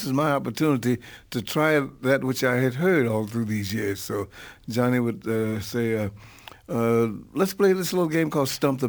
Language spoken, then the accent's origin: English; St. Louis, Missouri, United States; back in my hometown in St. Louis.